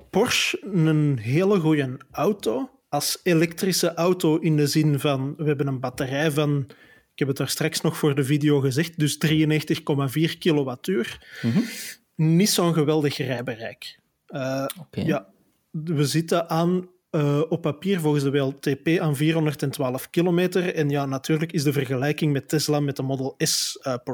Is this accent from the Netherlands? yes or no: no; Flanders, Belgium; Je kunt zelfs bij ons in Vlaanderen, waar de maximumsnelheid 70 per uur is